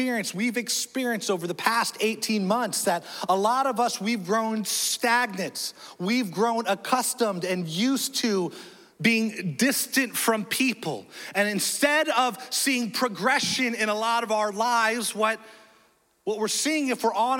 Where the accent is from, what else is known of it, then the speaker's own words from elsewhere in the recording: Nebraska, United States; now in Florida, United States; I was born in Nebraska. I know. So I'm a born Cuban Korean Cornhusker.